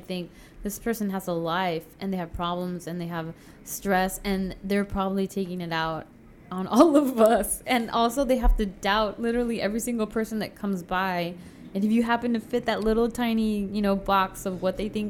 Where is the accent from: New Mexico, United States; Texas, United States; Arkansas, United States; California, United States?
California, United States; Chula Vista; moved away as an adult; also born or lived in Cuernavaca / Mexico City; now in Tijuana, Mexico; I grew up in Chula Vista.